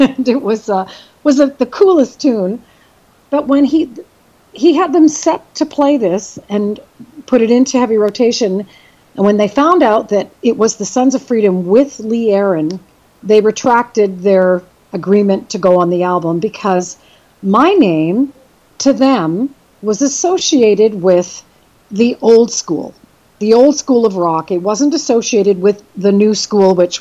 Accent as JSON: {"language": "English", "town": "Brampton", "region": "Ontario", "country": "Canada", "tie": "born or raised there", "also_born_or_lived": "Belleville, Ontario / Winnipeg, Manitoba / Toronto", "moved": "as an adult", "lives_now": "West Coast, Canada", "said": "when I was about 10 years old, I moved to the Brampton area, and I grew up and went to high school there"}